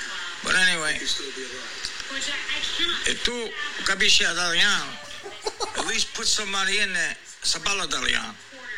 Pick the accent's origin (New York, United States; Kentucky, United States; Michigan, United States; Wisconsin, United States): New York, United States; Astoria; I'm from Astoria. And Milestone, because obviously we got families in both places.